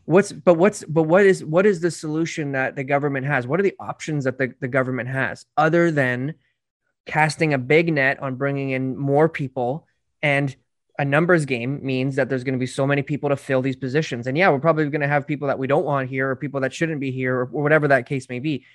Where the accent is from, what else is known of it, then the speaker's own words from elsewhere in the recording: Canada; my family came here in the fifties, so, you know, they dealt with those hardships for, for being Irish many, many years ago